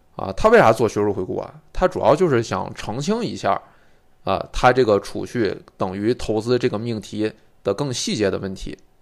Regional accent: China; 我们中国人其实对理解坎思的这个推理应该是能有很切实的感受的

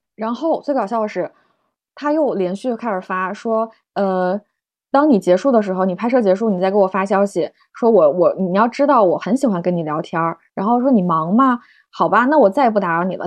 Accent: China; 我们中国人很喜欢用那个表情包

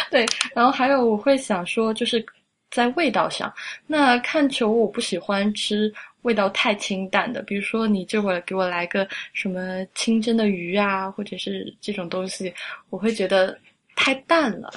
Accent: Sichuan, China; moved away; also born or lived in France; 我是四川人

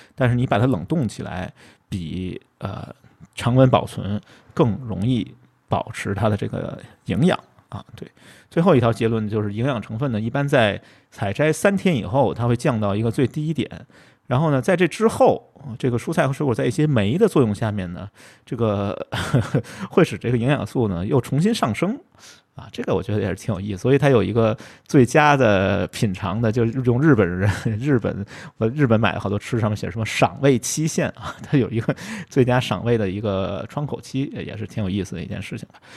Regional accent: Beijing, China; 就是我们北京人说的柿子椒

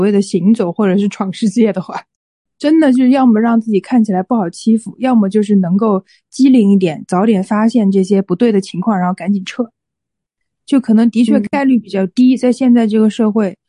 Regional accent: Hunan, China; 作为一个湖南人。作为一个湖南人，

